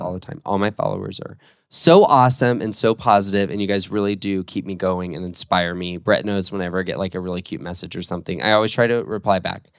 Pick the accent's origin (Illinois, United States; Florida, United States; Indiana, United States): Florida, United States; Orlando; I was born and raised in Orlando